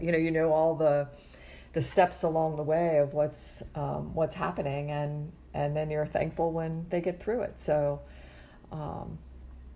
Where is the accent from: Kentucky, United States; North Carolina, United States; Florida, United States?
Florida, United States; I grew up in Florida and I'm back in Florida